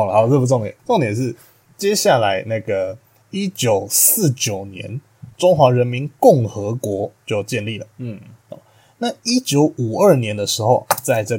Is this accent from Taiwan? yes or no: yes; Taiwan; born there; 那毕竟我们出生在台湾这片土地上